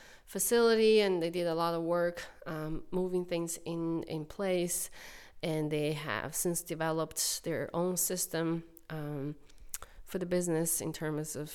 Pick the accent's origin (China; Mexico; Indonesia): China; moved away as an adult; now in Cape Breton, Canada; I'm from China, and my city has over 5 million population